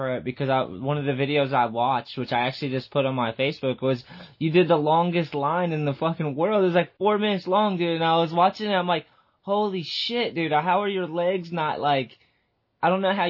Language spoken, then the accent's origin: English; East Coast, New Hampshire, United States; moved away; When I was growing up in the East Coast, I think I lived in New Hampshire.